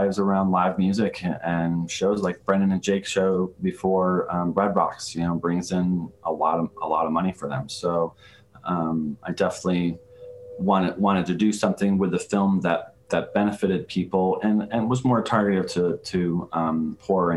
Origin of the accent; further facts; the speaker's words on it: Saratoga Springs, New York, United States; my hometown of Saratoga Springs, New York, in upstate New York